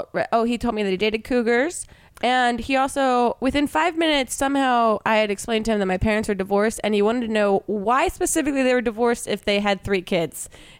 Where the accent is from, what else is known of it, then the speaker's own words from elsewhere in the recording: New Jersey, United States; I'm from South Jersey